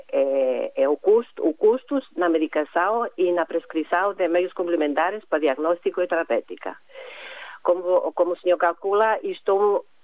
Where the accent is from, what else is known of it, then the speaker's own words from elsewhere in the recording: Cyprus; Portuguese is a second language; now in Gondomar, Portugal; Eu sou do Chipre.